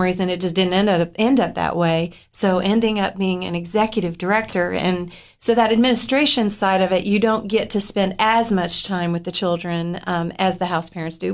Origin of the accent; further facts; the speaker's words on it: Upper Cumberland, Tennessee, United States; I grew up in the Upper Cumberland